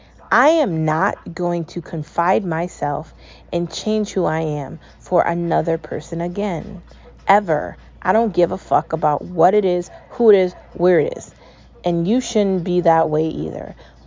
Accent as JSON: {"language": "English", "country": "United States", "said": "I was treated like I was a foreigner in a country where I'm an American"}